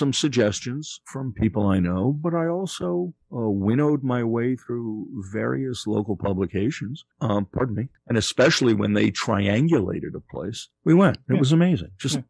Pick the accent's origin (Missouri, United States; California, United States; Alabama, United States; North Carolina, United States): Missouri, United States; Kansas City; I grew up in Kansas City. My favorite hamburger is Winstead's.